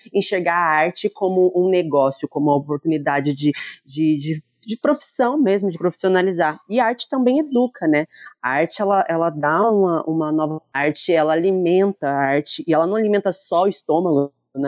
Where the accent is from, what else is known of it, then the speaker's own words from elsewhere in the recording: Lorena, São Paulo, Brazil; eu sou de Lorena